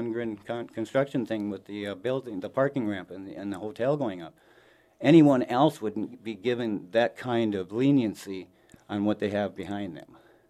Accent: Sioux Falls, South Dakota, United States; Here in Sioux Falls.

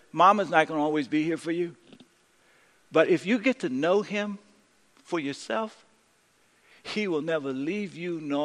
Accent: San Francisco, California, United States; I was born in San Francisco, the fourth of four children, the only boy

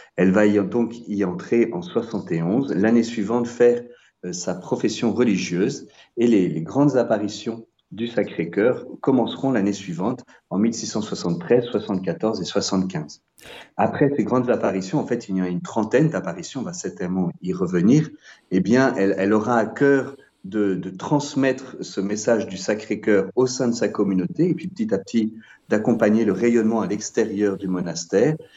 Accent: Nancy, Grand Est, France; also born or lived in Paris / Salvador, Brazil / Aix-en-Provence; now in Paray-le-Monial, France; je suis originaire de Nancy

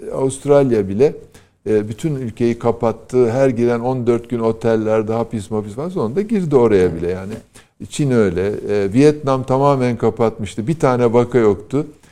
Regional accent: Erzurum, Turkey; moved away; Erzurum'da ilkokulu okurken

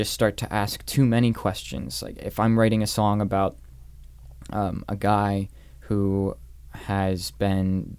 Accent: Northern Virginia, United States; moved away; also born or lived in New York; growing up in Northern Virginia, going to New York

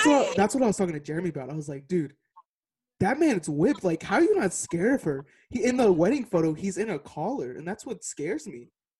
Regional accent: Texas, United States; moved away as an adult; now in Missouri, United States; But I'm 22. I'm from Texas. I live in Missouri right now, but this quarantine stuff, can't go back to Texas right now

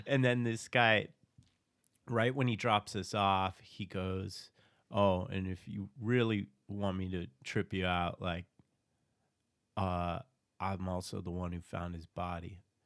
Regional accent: Phoenix, Arizona, United States; I was from Phoenix

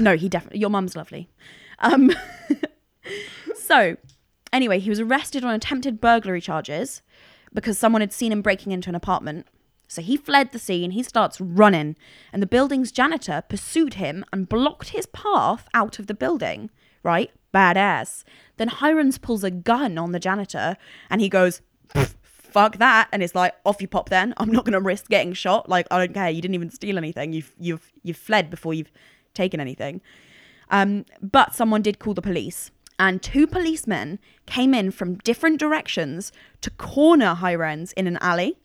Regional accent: Cook County, Illinois, United States; moved away; I was born in Cook County

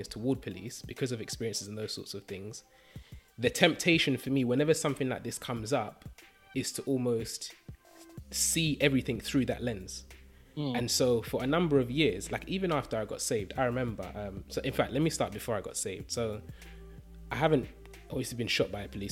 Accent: London, United Kingdom; growing up in East London

